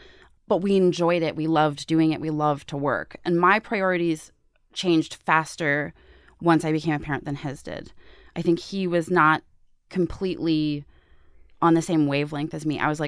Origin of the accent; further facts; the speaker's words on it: Pittsburgh, Pennsylvania, United States; moved away as an adult; now in New York, United States; I had no network when I moved to New York from Pittsburgh.